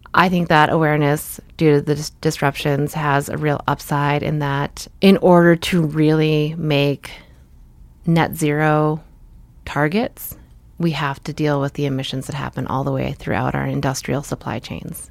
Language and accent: English; Lynnfield, Massachusetts, United States; also born or lived in Marblehead, Massachusetts; mostly grew up in Linfield, Massachusetts.